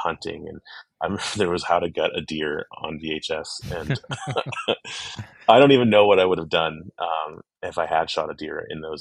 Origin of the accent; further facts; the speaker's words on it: Pittsburgh area, Pennsylvania, United States; when we grew up in the Pittsburgh area, about 45 minutes to the east of the city